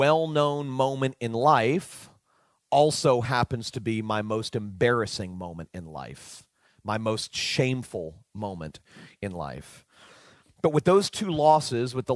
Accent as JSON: {"language": "English", "town": "Fort Lauderdale", "region": "Florida", "country": "United States", "tie": "born or raised there", "said": "I was leading a large, well-known church in my hometown of Fort Lauderdale, Florida."}